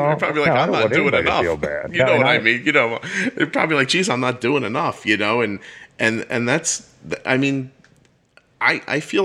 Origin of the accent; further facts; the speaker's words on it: Northeast, United States; I'm from the Northeast.